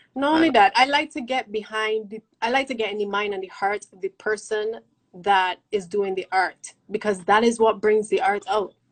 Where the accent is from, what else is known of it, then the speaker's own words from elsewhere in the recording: Barbados; me as a Bajan